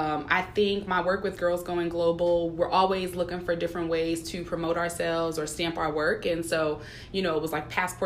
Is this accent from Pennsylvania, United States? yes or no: yes; Philadelphia, Pennsylvania, United States; Originally from Philadelphia